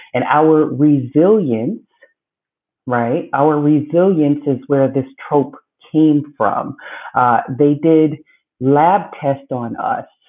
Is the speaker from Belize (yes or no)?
yes; Belize; now in United States; I was born in Belize, Central America. Um, grew up there until coming to the States with my mother